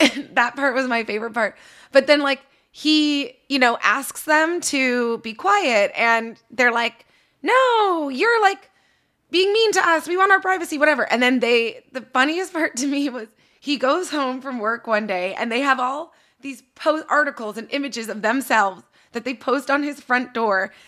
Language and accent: English; Canada; now in Los Angeles, United States; I'm in L A, I'm a Canadian.